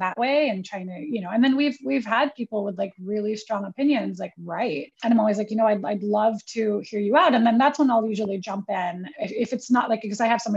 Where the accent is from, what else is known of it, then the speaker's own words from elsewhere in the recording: Manila, Metro Manila, Philippines; now in New York, United States; being born and raised in the Philippines